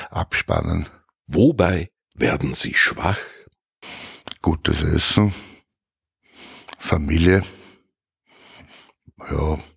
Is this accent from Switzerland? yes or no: no; Vienna, Austria; Bin in Wien geboren, wohne in Wien, wie immer in meinem Heimatbezirk Wien-Donaustadt